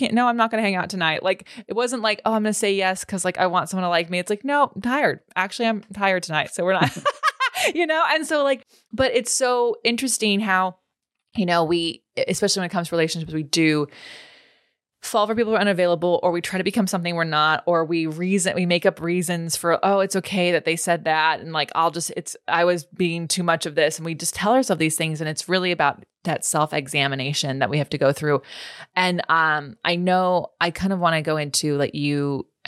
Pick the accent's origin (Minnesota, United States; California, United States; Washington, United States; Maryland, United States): California, United States; now in Los Angeles, United States; I was born and raised in California